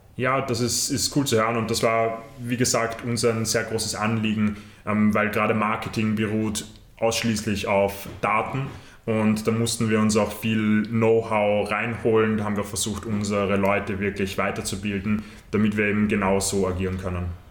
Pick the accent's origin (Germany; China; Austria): Austria; bei uns in Österreich